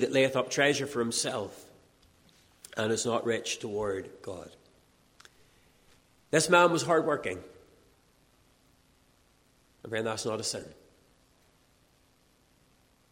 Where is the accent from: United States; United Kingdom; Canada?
United Kingdom; Castledawson, Northern Ireland; I'm driving through my hometown of Castle Dawson